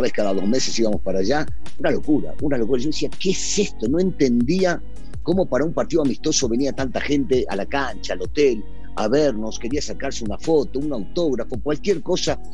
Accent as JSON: {"language": "Spanish", "country": "Argentina", "also_born_or_lived": "Mexico", "moved": "as an adult", "said": "somos los argentinos"}